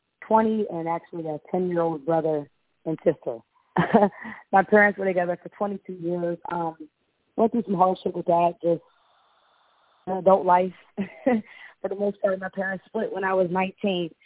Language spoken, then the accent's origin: English; Pittsburgh, Pennsylvania, United States; I'm from Pittsburgh